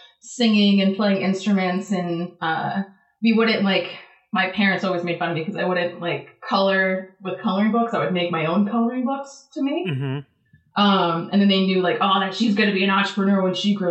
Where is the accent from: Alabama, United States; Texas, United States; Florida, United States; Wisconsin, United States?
Florida, United States; Davie; I grew up in a place called Davie, Florida.